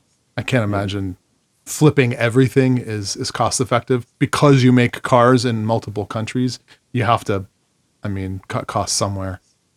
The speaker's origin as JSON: {"language": "English", "region": "New York", "country": "United States", "accent": "New York", "said": "So whenever we get together, my New York accent usually comes out within like, you know, a couple of hours."}